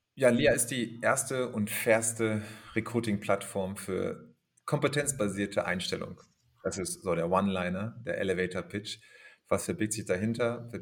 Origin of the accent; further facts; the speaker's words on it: Germany; ich bin aber in Deutschland geboren, aufgewachsen.